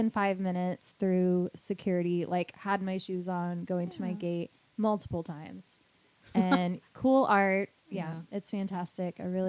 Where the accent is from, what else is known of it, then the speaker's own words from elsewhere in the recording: Denver, Colorado, United States; I came from Denver where, I mean, we don't have an underground reptilian army, granted.